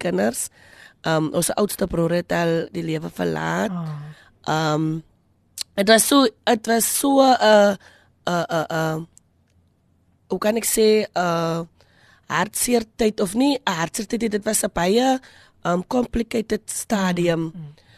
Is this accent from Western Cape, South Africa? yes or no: yes; Kraaifontein, Western Cape, South Africa; moved away; also born or lived in Kuils River / Malmesbury; ons is van Kraaifontein